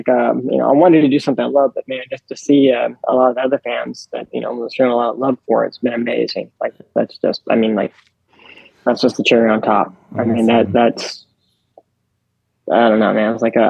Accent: New Orleans, Louisiana, United States; born or raised there

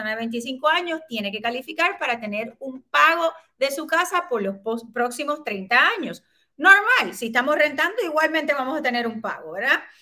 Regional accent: Puerto Rico; Somos buenos puertorriqueños

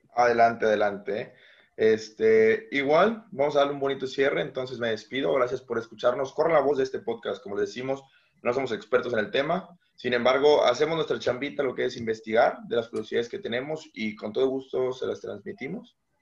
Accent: Mazatlán, Sinaloa, Mexico; also born or lived in Aguascalientes; Yo soy originario de Mazatlán, Sinaloa

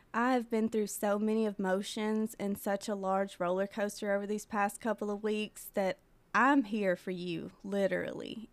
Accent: Mount Pleasant, Tennessee, United States; born or raised there; now in Pulaski, United States

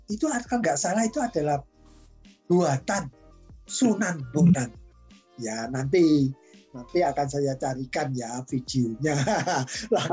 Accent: Java, Indonesia; saya sendiri karena saya orang Jawa kan gunting itu ujungnya dua.

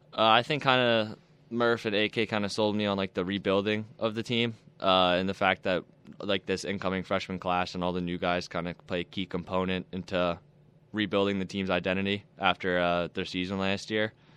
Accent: Philadelphia, Pennsylvania, United States; moved away as an adult; also born or lived in Texas; now in Buffalo, United States; I played for the E H L back at my hometown for Philly

